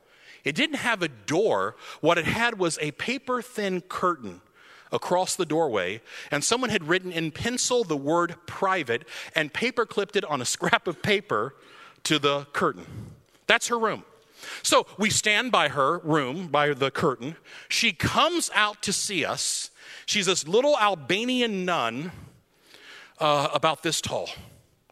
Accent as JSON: {"language": "English", "country": "United States", "said": "I'm an American, like, 21-year-old kid"}